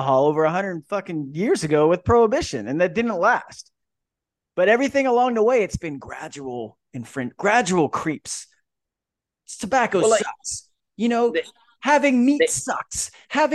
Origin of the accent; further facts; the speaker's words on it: Kissimmee, Florida, United States; also born or lived in California; now in Virginia, United States; I grew up in Florida